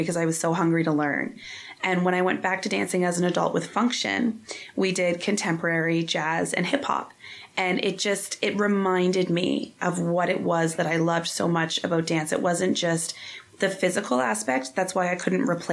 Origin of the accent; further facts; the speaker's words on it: Lower Sackville, Nova Scotia, Canada; I grew up here in Lower Sackville in Nova Scotia. I born and raised, I still live only a couple streets away from my parents.